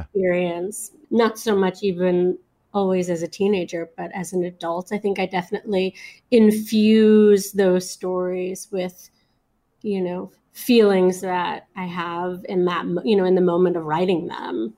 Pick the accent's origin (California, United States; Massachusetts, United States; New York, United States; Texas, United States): New York, United States; New York City; I grew up in Flatbush, which is sort of in the middle of Brooklyn